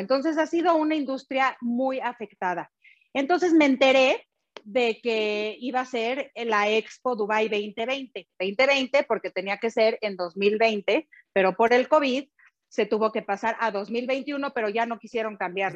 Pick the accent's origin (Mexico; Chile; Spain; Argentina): Mexico; valores que nos caracterizan como mexicanos